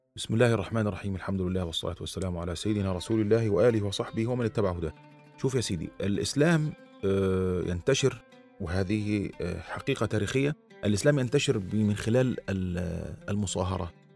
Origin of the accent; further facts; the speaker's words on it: Upper Egypt, Egypt; also born or lived in Rwanda; عندنا في الصعيد